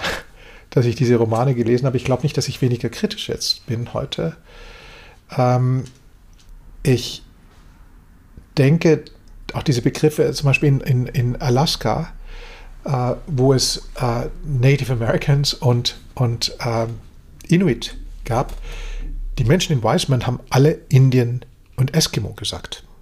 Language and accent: German; Germany; wir als Deutsche